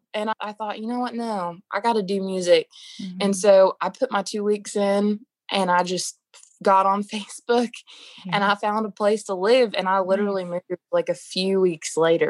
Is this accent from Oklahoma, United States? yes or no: yes; Oklahoma City, Oklahoma, United States; Oh, my gosh. Well, probably the best childhood I could have asked for. I wouldn't have necessarily thought, oh, well, Oklahoma, but Oklahoma has a lot of hidden gems and it's very beautiful.